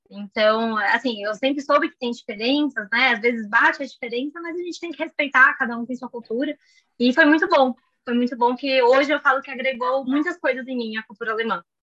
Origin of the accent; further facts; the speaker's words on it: São Paulo, Brazil; also born or lived in Germany; morei minha vida inteira em São Paulo, ainda moro